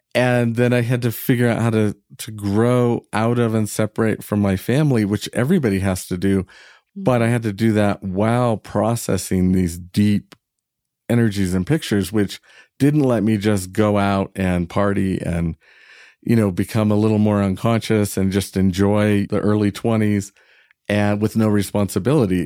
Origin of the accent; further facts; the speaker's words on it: Northern California, United States; I was from Northern California